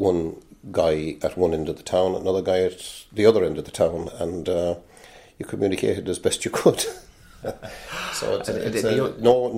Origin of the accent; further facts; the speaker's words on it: Old Ross, Leinster, Ireland; moved away as an adult; now in Kilkenny, Ireland; Was born just outside New Ross in a little place called Old Ross